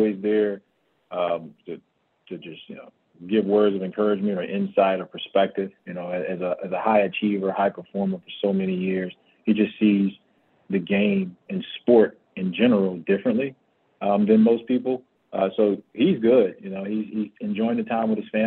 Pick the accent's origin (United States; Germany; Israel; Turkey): United States; Miami, Florida; born or raised there; moved away as an adult; now in Phoenix, United States